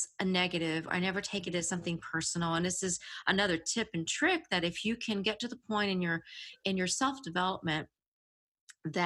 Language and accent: English; the South, United States; I'm from the South. So the redneck comes out all the time.